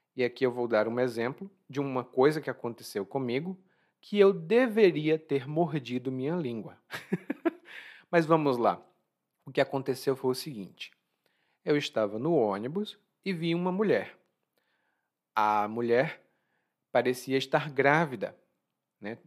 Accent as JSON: {"language": "Portuguese", "country": "Brazil", "said": "Eu sou brasileiro"}